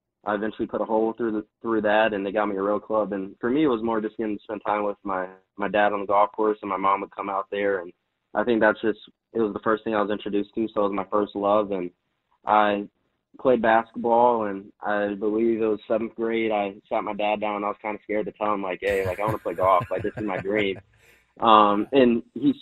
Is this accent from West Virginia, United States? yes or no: no; Ohio, United States; also born or lived in Michigan; Still love my Buckeyes because I'm from Ohio